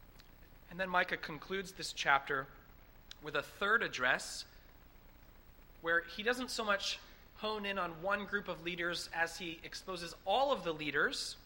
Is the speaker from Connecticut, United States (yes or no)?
no; Massachusetts, United States; growing up in Massachusetts